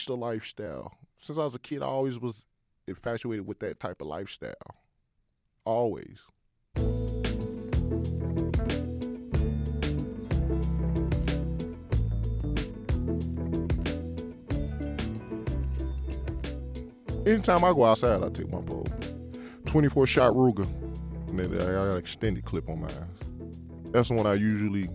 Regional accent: Chicago, Illinois, United States; I grew up in Humboldt Park when it was wild

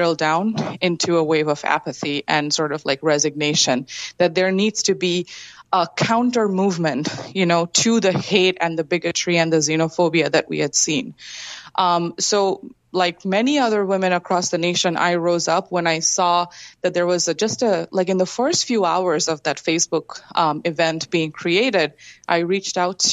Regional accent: Kolkata, West Bengal, India; moved away as an adult; also born or lived in Illinois; my hometown of Kolkata, India

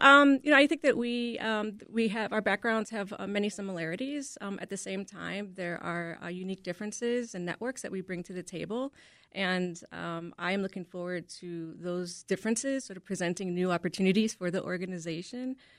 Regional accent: Chicago, Illinois, United States; I am a native Chicagoan, born and raised on the South Side in the Brighton Park community

